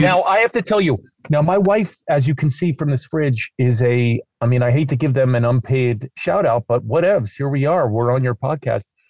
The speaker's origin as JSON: {"language": "English", "town": "New York City", "region": "New York", "country": "United States", "moved": "yes", "lives_now": "California, United States", "said": "I'm from New York City"}